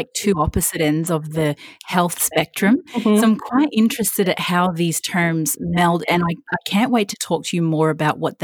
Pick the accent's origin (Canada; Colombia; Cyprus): Canada; Vancouver, British Columbia; moved away; I'm from Vancouver originally